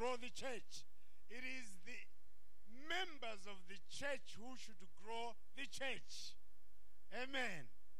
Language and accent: English; Zimbabwe; also born or lived in Malawi; I was born in Zimbabwe from a Malawian father, a Zambian mother.